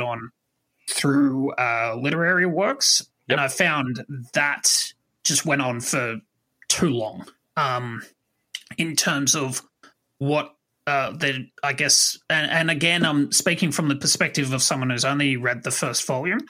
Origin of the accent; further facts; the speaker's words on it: Australia; I'm Australian